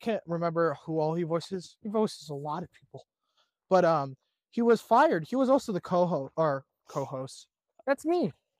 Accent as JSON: {"language": "English", "country": "United States", "said": "I'm American."}